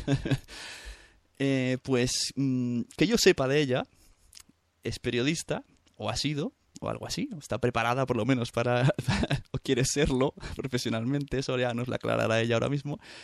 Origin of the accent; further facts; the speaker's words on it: Santa Coloma, Catalonia, Spain; ella es nacida en el mismo pueblo que yo, en Santa Coloma